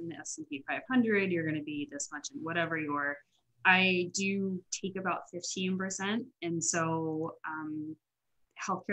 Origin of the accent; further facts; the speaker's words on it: Florida, United States; I grew up in Florida